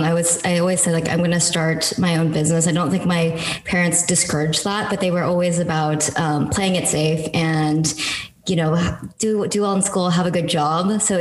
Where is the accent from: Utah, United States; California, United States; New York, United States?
California, United States; San Francisco; I grew up in San Francisco